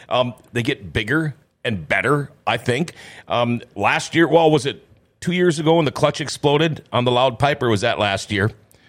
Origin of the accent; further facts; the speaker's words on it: Thief River Falls, Minnesota, United States; I grew up in Thief River Falls, all right?